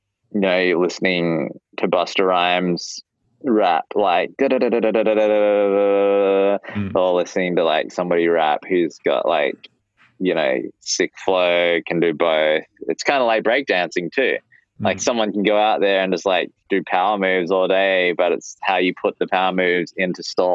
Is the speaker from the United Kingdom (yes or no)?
no; Australia; moved away as an adult; now in United States; being an Aussie in the States on an O-1 visa